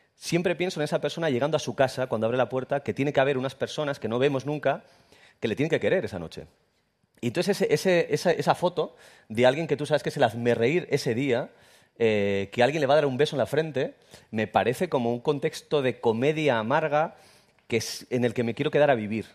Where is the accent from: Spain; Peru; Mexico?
Spain; Irún, Basque Country; yo soy de Irún, Irún no tiene gracia